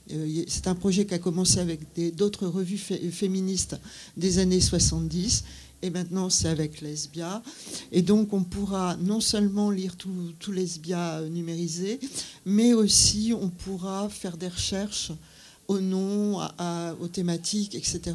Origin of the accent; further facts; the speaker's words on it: Brittany, France; moved away; also born or lived in Paris; je venais de Bretagne